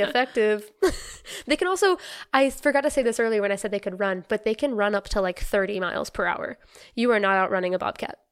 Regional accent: North Carolina, United States; I'm from North Carolina

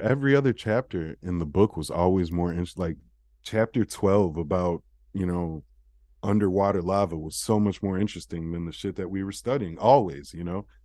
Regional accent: United States; we were American

